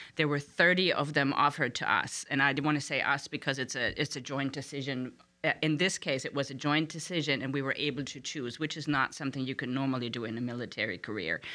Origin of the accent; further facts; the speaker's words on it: Frankfurt, Hesse, Germany; moved away as an adult; now in Harrisonburg, United States; I was born in Frankfurt, Germany